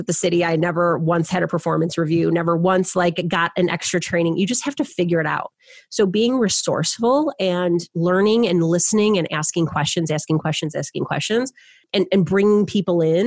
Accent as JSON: {"language": "English", "area": "suburbs of Detroit", "region": "Michigan", "country": "United States", "moved": "as an adult", "lives_now": "Chicago, United States", "said": "I'm from the suburbs of Detroit."}